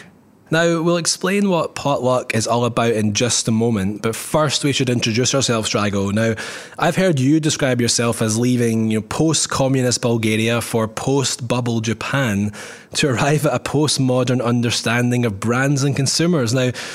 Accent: Scotland, United Kingdom; I'm originally from the Shires of Scotland, if you like.

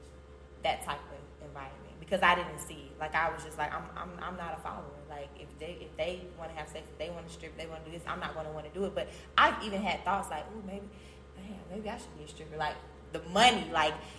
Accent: Atlanta, Georgia, United States; also born or lived in Chicago, Illinois; I'm from Chicago, but, you know, I went to high school in Atlanta

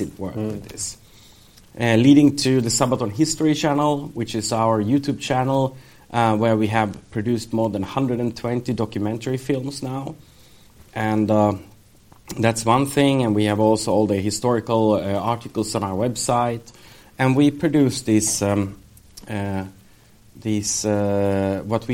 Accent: Sweden; when we grew up in Sweden, so we studied Second World War

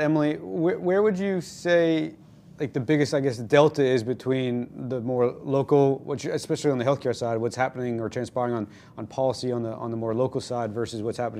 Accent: Canada; now in United States; I'm Canadian, now a U.S. citizen myself.

